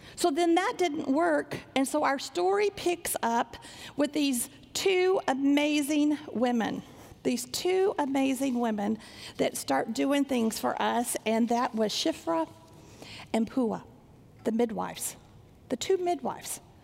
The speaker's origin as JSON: {"language": "English", "town": "Sanger", "region": "Texas", "country": "United States", "tie": "born or raised there", "said": "I grew up in Sanger, Texas, not a big church like this"}